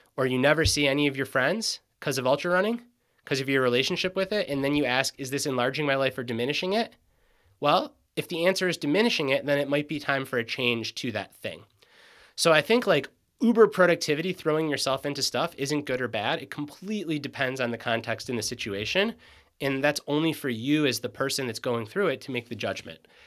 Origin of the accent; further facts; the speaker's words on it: Michigan, United States; moved away as an adult; now in Western North Carolina, United States; I grew up in Michigan